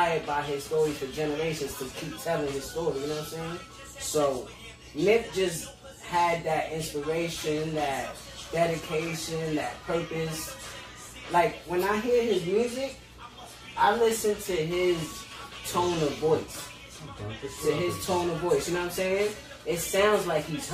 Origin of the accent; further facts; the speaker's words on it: East Coast, United States; I'm from the East